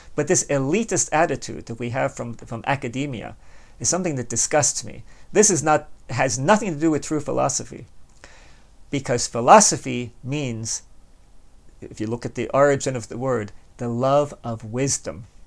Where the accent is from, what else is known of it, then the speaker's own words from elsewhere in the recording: Baltimore, Maryland, United States; I was born and raised in Baltimore